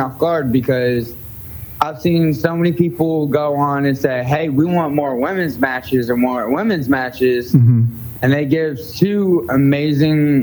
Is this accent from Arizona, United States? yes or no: no; Pensacola, Florida, United States; also born or lived in Tennessee; I was born and raised here in Pensacola, Florida